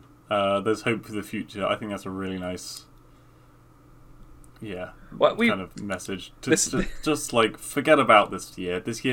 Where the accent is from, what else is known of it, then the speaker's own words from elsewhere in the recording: England, United Kingdom; I'm English